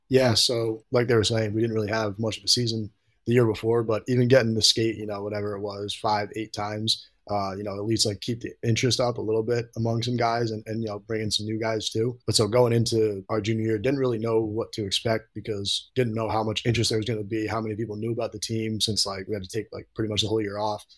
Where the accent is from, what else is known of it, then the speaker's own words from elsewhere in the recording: Troy, New York, United States; I'm from Troy, New York, so a little north of Albany. So I grew up playing